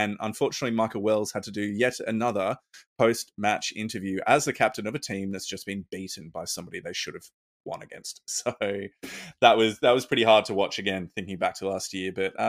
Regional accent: Australia; So that's pretty concerning as a Aussie rugby fan, that they might take some games off our respective teams.

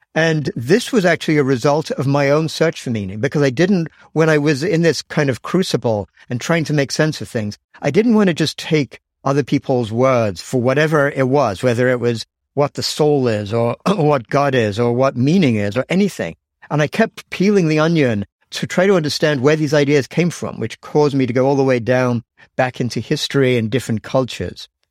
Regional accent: England, United Kingdom; moved away as an adult; now in United States; I grew up in England and actually I, yeah, I did my undergraduate at Cambridge, but then I left England at age 21

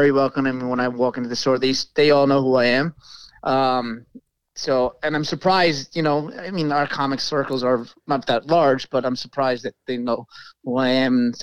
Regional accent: New York, United States; I'm from New York.

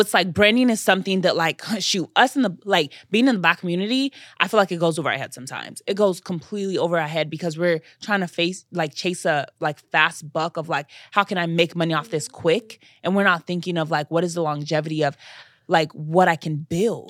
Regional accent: Nigeria; I'm Nigerian

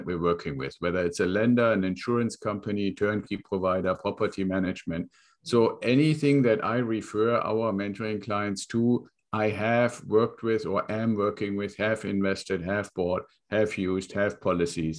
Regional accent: Northern Germany, Germany; English is a second language; moved away as an adult; I was born in Germany, got out of school, joined the Air Force.

